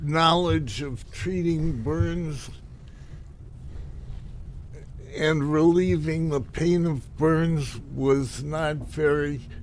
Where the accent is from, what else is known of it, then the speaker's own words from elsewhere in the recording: Akron, Ohio, United States; moved away; also born or lived in Maryland; Akron, Ohio